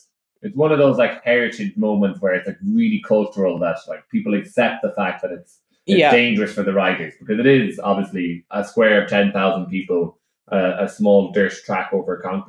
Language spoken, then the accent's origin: English; Ireland